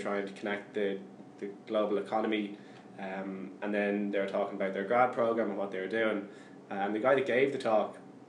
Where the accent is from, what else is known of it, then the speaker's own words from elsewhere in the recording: Ireland; as Irish people